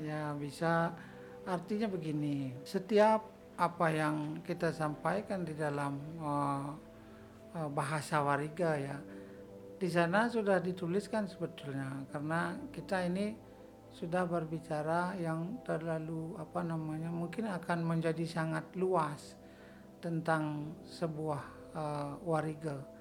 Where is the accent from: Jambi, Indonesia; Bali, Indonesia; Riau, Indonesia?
Bali, Indonesia; sebagai orang Bali